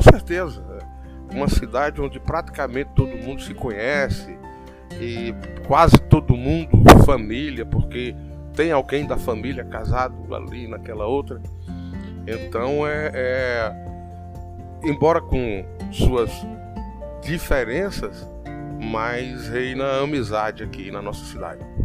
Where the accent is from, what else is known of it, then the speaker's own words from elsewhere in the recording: Santa Cruz, Paraíba, Brazil; a minha terra é, é, uma terra muito hospitaleira